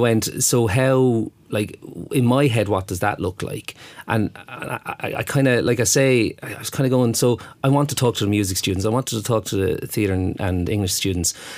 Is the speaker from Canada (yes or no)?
no; Waterford, Munster, Ireland; moved away; I'm from Waterford